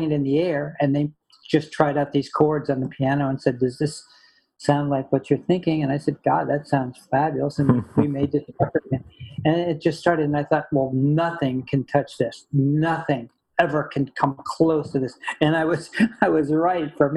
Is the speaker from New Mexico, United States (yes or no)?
no; Connecticut, United States; I grew up in Connecticut.